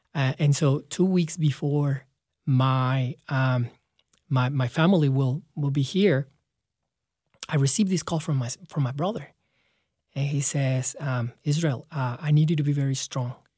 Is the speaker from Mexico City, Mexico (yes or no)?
no; León, Guanajuato, Mexico; moved away as an adult; in my hometown in León, Guanajuato